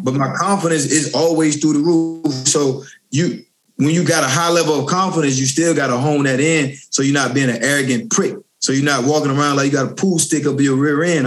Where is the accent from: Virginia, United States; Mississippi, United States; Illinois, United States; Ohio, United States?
Virginia, United States; Richmond; also born or lived in Norfolk, Virginia; I'm born and raised in Richmond, Virginia. Then I moved down to Norfolk, Virginia